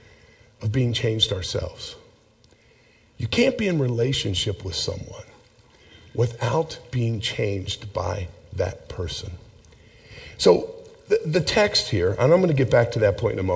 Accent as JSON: {"language": "English", "town": "Rochester", "region": "Pennsylvania", "country": "United States", "tie": "born or raised there", "moved": "yes", "said": "my hometown church, Grace Evangelical Lutheran Church in Rochester, Pennsylvania"}